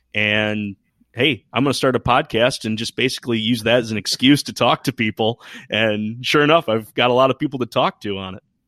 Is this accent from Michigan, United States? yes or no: yes; Michigan, United States; I hail from Michigan, uh, on the west side, So more of the Lake Michigan side as opposed to the Huron